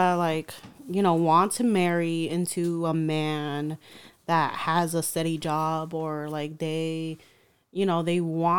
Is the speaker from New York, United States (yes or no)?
yes; New York, United States; raised the Mexican way, quote unquote, and also growing up in New York